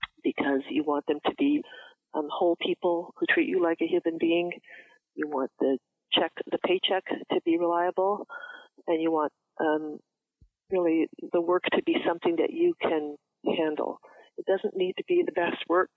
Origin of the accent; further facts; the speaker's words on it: Sault Ste. Marie, Ontario, Canada; moved away; also born or lived in Toronto; I'm also from Sault Ste. Marie